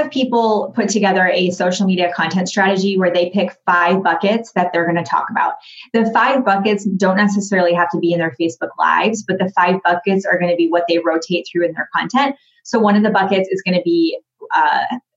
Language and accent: English; Grand Rapids, Michigan, United States; I grew up in Grand Rapids, Michigan. I'm from Michigan